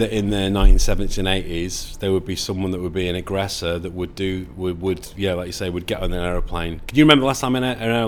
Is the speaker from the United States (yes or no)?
no; Manchester, North West England, United Kingdom; I'm from Manchester